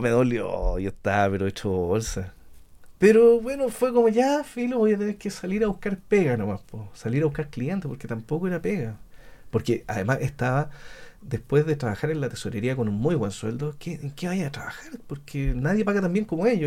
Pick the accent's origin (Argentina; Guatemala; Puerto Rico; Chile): Chile; Talcahuano, Biobío; moved away; also born or lived in Temuco / Pitrufquén; Yo soy de Talcahuano